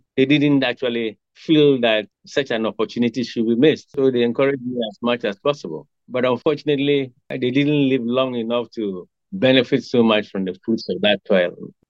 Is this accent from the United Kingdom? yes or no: no; Kumasi, Ashanti, Ghana; born there; also born or lived in Sekondi-Takoradi / Axim / Wa / Tamale; I was born in Kumasi, and I got most of my education in the South, from Kumasi to Sakoradi, Sekendi, Axim, and eventually to Wa in the Upper West regions.